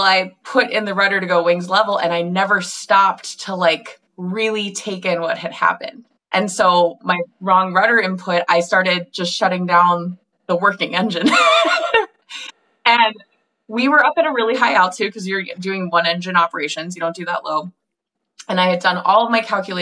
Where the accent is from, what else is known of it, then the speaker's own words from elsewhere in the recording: Minnesota, United States; I grew up in Minnesota